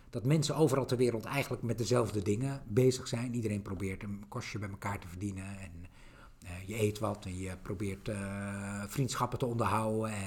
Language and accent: Dutch; Netherlands; ik kom uit Nederland.